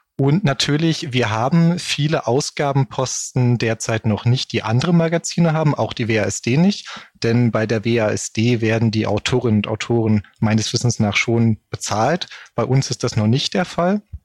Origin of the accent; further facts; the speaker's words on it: Berlin, Germany; ich komme hier aus Berlin